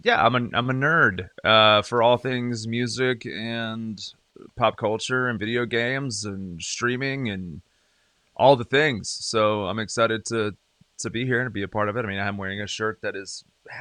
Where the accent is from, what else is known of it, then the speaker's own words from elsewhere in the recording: Greenville, South Carolina, United States; You can see it. It's on your screen. I am from Greenville, South Carolina. It's in the upstate of South Carolina.